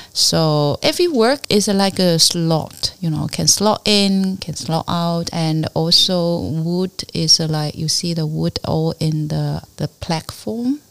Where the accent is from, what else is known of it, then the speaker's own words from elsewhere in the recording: Fuding, Fujian, China; English is a second language; also born or lived in Fuzhou; now in Hong Kong; my hometown, but not really uh, Fuding